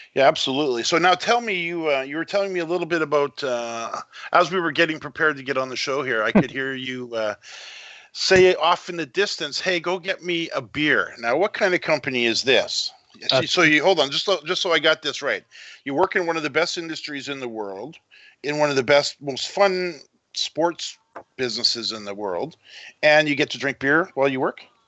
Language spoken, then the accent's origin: English; Canada; also born or lived in Vancouver; I'm a Canadian in Vancouver